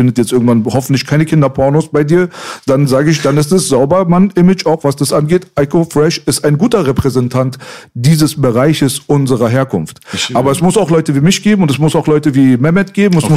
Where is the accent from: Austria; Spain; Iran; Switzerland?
Iran; now in Germany; Ich bin, was was das angeht, in vielerlei Hinsicht mehr Deutsch als Iraner mittlerweile, mhm. 30 Jahre später.